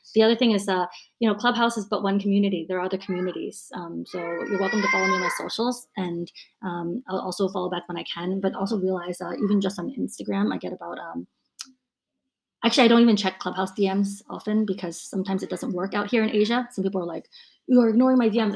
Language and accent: English; United States; moved away as an adult; now in Hong Kong; born and raised in the U.S.